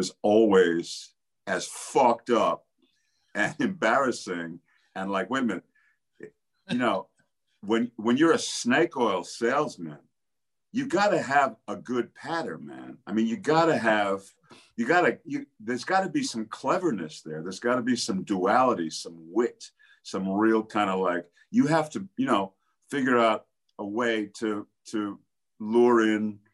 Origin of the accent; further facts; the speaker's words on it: New York City, New York, United States; I grew up in New York City